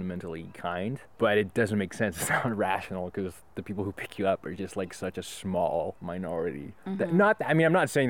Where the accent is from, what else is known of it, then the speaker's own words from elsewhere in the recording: Belgium; moved away as an adult; also born or lived in Toronto / Montreal; But I'm from Belgium. Yeah, so I lived in Toronto for 3 months and then in Montreal for 4 months.